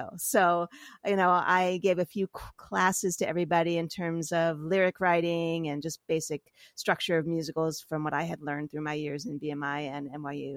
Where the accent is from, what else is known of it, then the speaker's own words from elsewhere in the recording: New York City, New York, United States; I grew up in New York.